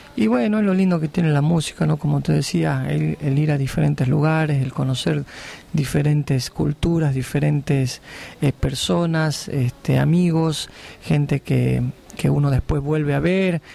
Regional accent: Salvador Mazza, Salta, Argentina; moved away; yo me crié en Salvador Massa frontera con Bolivia, viví 16 años allá

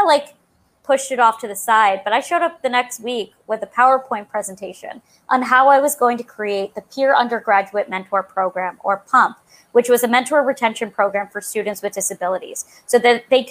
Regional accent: Long Island, New York, United States; I'm from Long Island, New York

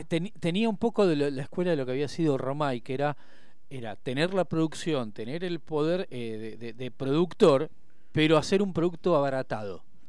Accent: Argentina; nosotros como argentinos vivíamos en la década del 80

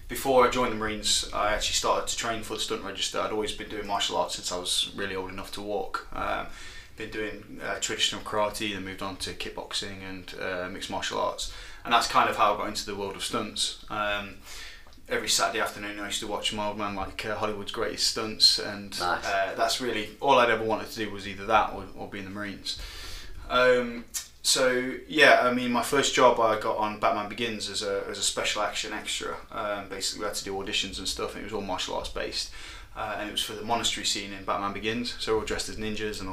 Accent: Nottingham, East Midlands, United Kingdom; I'm from Nottingham, born and raised here

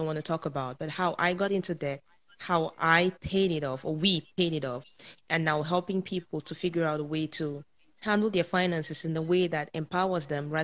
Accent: Cameroon; moved away as an adult; now in Canada; I was born and raised in Africa, in a small country called Cameroon. And I moved over to Canada at the age of 24

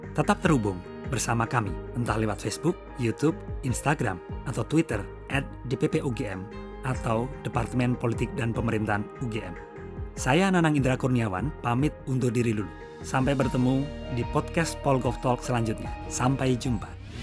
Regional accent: Yogyakarta, Special Region of Yogyakarta, Indonesia; kita warga Yogyakarta

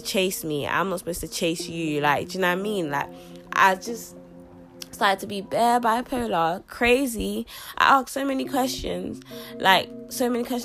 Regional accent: London, United Kingdom; also born or lived in Sierra Leone; I was born here in London, but I stayed the first 6 years of my life. I lived the first 6 years of my life in Sierra Leone. Then I came back to London. I arrived back to London on my 7th birthday, and since then I've been living in London.

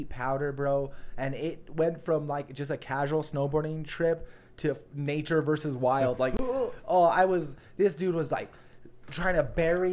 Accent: Santa Fe, New Mexico, United States; Growing up in Santa Fe, like, we have the Sandia or the Santa Fe ski basin right there

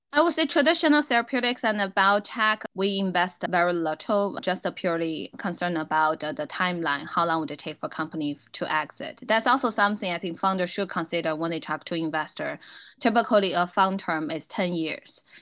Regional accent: Inner Mongolia, China; English is a second language; moved away as an adult; now in United States; I was a born and raised in Inner Mongolian. So I'm a Mongolian

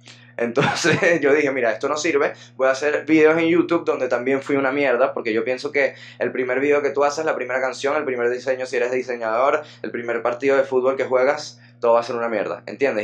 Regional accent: Venezuela; also born or lived in Caracas; somos contemporáneos, fue una vaina que en los colegios de Venezuela

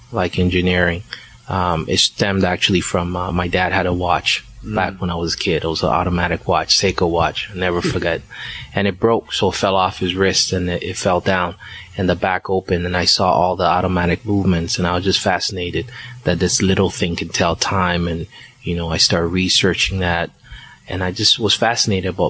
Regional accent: Liberia; moved away; also born or lived in Ghana; I was born in Ghana, but I was raised in Liberia

